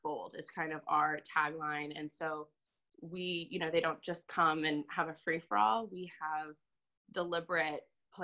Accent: Virginia Beach, Virginia, United States; moved away as an adult; also born or lived in Fredericksburg, Virginia / Concord, New Hampshire; now in New Hampshire, United States; I am originally from Virginia Beach, Virginia

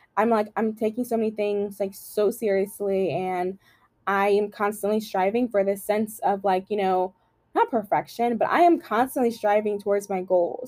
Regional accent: Louisiana, United States; I am from Louisiana

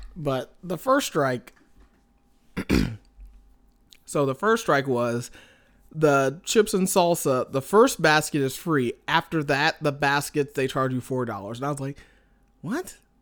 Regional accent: Indianapolis, Indiana, United States; moved away as an adult; now in Montana, United States; I'm from Indianapolis originally

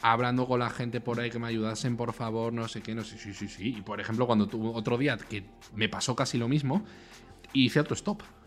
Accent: Spain; Aquí en España

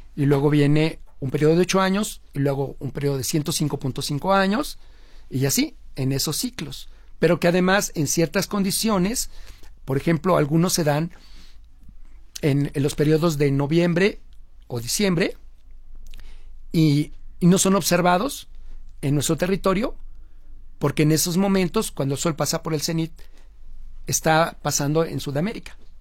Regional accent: Mexico; la forma como hablamos en México

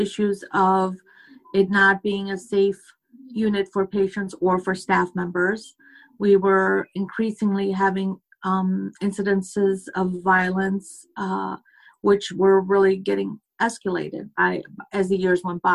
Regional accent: United States; I'm from America.

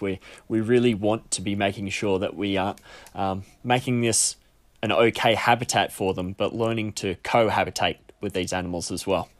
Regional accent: Australia; being an Australian that lives alongside many, many marsupials

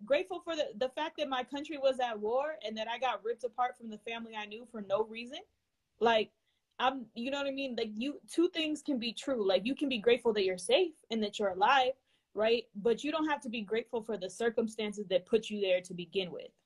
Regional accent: California, United States; being from California

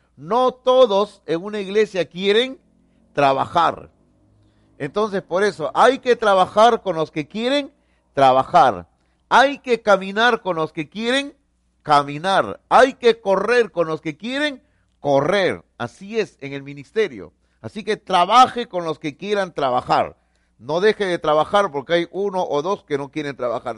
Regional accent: Peru; somos peruanos

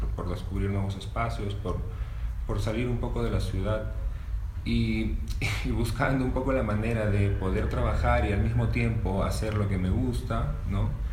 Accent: Cajamarca, Peru; also born or lived in Piura; tengo 32 años y soy de Cajamarca, Perú

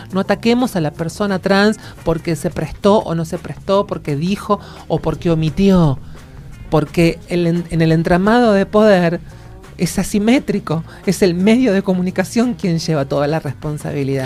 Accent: Argentina; mi orgullo como argentina

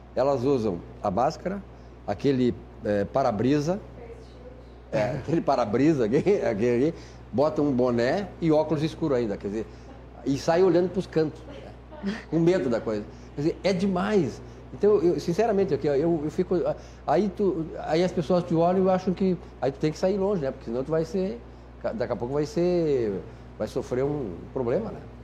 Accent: Uruguaiana, Rio Grande do Sul, Brazil; now in Porto Alegre, Brazil; eu cito Uruguaiana porque é minha terra

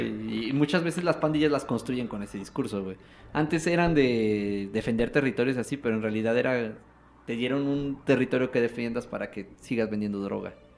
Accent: Mexico

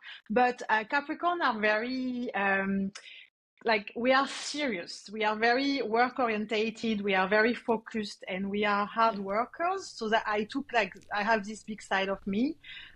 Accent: near Montpellier, Occitania, France; accent: French; English is a second language; also born or lived in New Caledonia; now in Sydney, Australia; I was born in France, next to Montpellier, a little town next to Montpellier

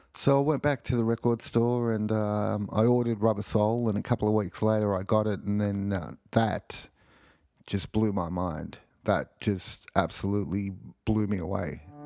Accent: Sydney, New South Wales, Australia; I grew up in Sydney, Australia

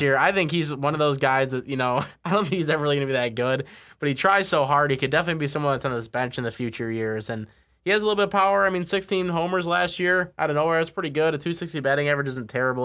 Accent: West Michigan, United States; I growing up in West Michigan, I used to watch him play all the time at the Whitecaps

